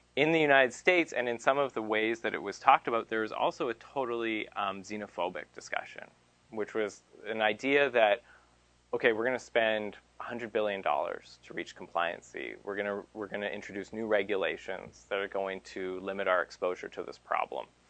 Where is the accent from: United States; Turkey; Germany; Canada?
Canada; Merrill gave me up as a Canadian